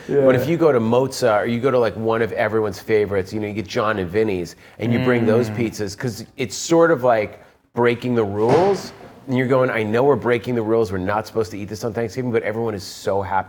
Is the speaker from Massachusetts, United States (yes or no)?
yes; Massachusetts, United States; I grew up in Massachusetts.